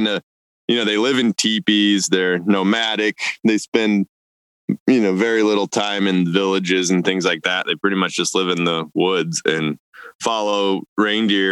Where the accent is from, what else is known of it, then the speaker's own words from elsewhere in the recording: Idaho, United States; also born or lived in Siberia; growing up in Idaho